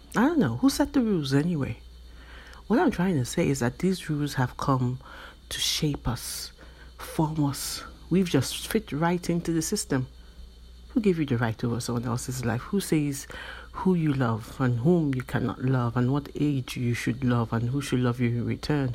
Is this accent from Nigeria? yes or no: yes; Nigeria; I am from Nigeria, which is in West Africa, and in my country, growing up, you tend to be conditioned